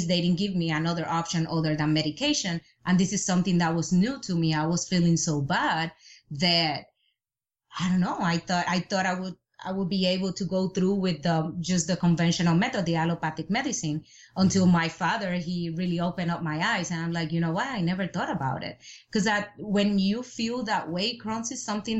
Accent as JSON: {"language": "English", "country": "Puerto Rico", "said": "I'm from Puerto Rico"}